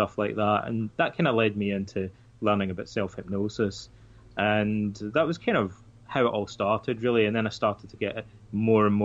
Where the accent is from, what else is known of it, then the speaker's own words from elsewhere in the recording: Scotland, United Kingdom; Like a lot of the kids in my hometown, our fathers all seem to be Freemasons. It's a kind of traditional thing in that part of Scotland.